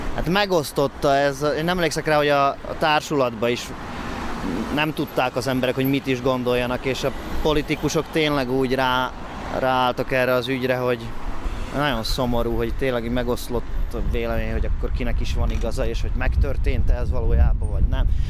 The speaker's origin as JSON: {"language": "Hungarian", "town": "Svodín", "region": "Nitra Region", "country": "Slovakia", "tie": "born or raised there", "accent": "Hungarian", "moved": "yes", "lives_now": "Nitra, Slovakia", "said": "Amikor ide kerültem, szerintem egy egészen erős magyar akcentusom volt"}